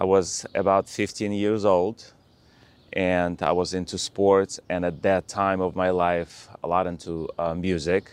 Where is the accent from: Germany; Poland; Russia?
Russia; moved away; I was born in Russia